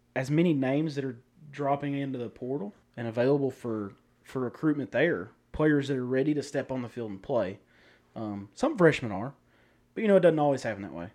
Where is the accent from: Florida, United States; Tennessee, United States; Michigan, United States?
Tennessee, United States; Newport; We're from Newport, Tennessee, uh, where I'm a teacher, uh, and a football coach here at the high school